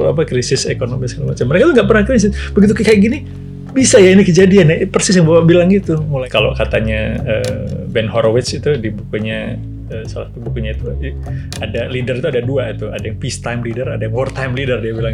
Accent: Bandung, West Java, Indonesia; also born or lived in Jayapura; saya lahir di Bandung pak e, kemudian e, besar di Bandung TK saya sempat tinggal di Jayapura dua tahun

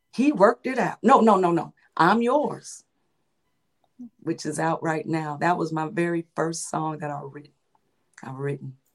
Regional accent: Chicago, Illinois, United States; now in Crete, United States; my hometown is Chicago, and I'm residing in Chicago suburbs, which is called Crete, Illinois

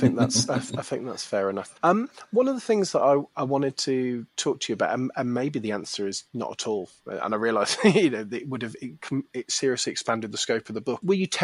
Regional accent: Birmingham, West Midlands, United Kingdom; At the time, I was growing up in the Midlands and, you know, just in Birmingham.

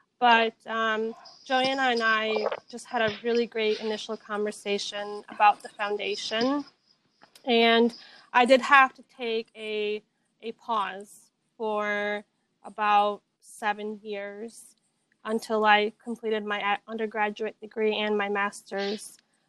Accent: Grand Rapids, Michigan, United States; also born or lived in Bihać, Bosnia and Herzegovina; now in Atlanta, United States; I am originally from Bihać. I moved to the U.S. with my family at the age of 9. I grew up in Grand Rapids, Michigan, and now I do reside in Atlanta, Georgia

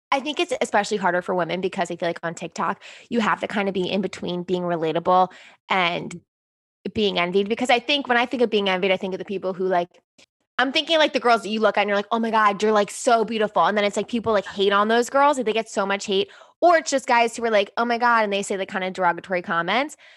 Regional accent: East Coast, United States; I was from the East Coast

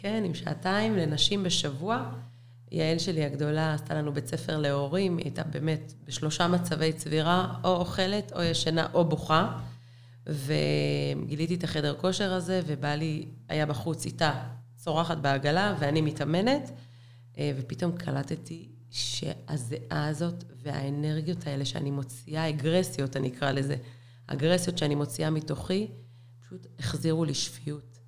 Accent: Be'er Sheva, Southern District, Israel; גדלתי בשכונה ד' בבאר שבע

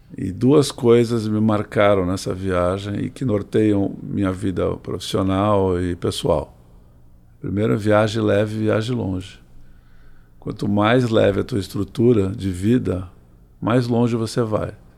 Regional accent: Santos, São Paulo, Brazil; now in São Paulo, Brazil; quando era criança, nós morávamos em Santos

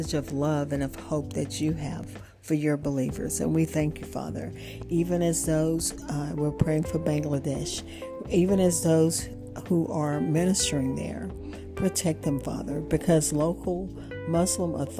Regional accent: Opelousas, Louisiana, United States; we grew up in Opelousas

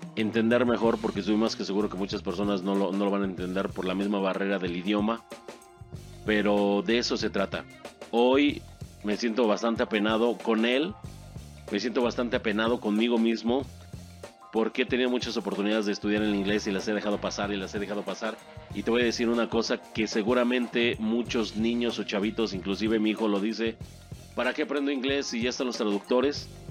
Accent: Mexico; yo como mexicano

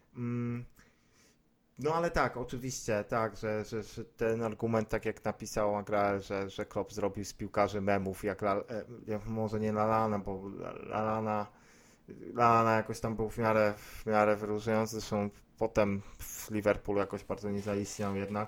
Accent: Poznań, Greater Poland, Poland; jestem z Poznania

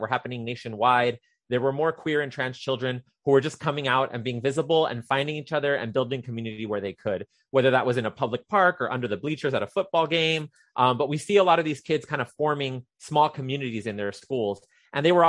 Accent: Rio Grande Valley, Texas, United States; I'm a native of the Rio Grande Valley. I grew up in Stark County and Hidalgo County.

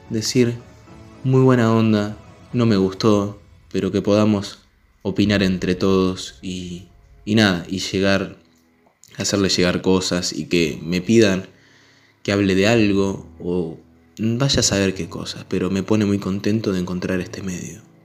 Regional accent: Chivilcoy, Buenos Aires Province, Argentina; Yo soy argentino, de la ciudad de Chivilcoy

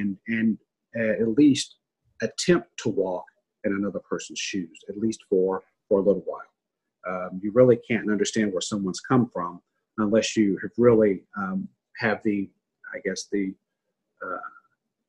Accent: a small town in Kentucky, United States; I'm a little boy from a small town in Kentucky, about 900 people.

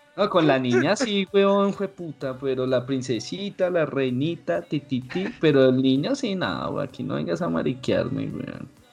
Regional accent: Bogotá, Colombia; yo nací en Bogotá, todos mis hermanos, todos nacimos a, aquí

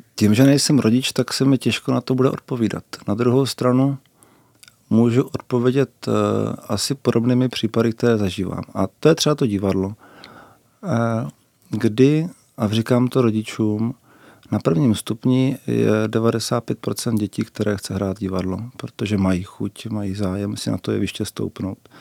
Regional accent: Brno, South Moravian Region, Czechia; u nás v Bosanách jsou eh, čtyři spolky divadelní.

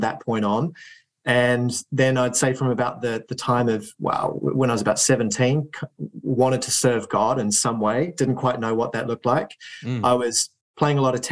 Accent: New Zealand; now in United Kingdom; I grew up in New Zealand

